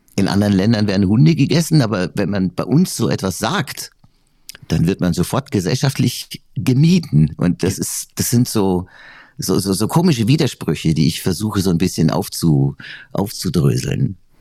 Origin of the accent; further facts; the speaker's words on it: Weiden, Bavaria, Germany; also born or lived in Munich; now in Wörthsee, Germany; Weiden, wo ich herkomme, ist ja jetzt auch nicht unbedingt äh, die Capital City